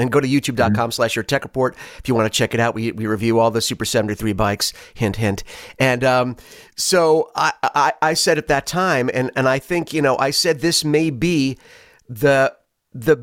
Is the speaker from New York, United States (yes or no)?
yes; New York City, New York, United States; I was born in Brooklyn